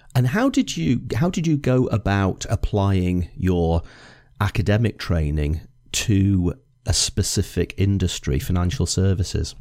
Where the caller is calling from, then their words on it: Edinburgh, Scotland, United Kingdom; I'm calling you from Edinburgh